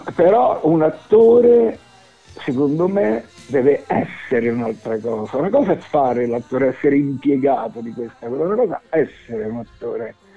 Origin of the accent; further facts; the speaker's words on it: Rome, Lazio, Italy; sono cresciuto in centro e ci ho avuto anche, insomma, la mia nave scuola è stata la Magliana perché sì. la mia adolescenza l'ho passata là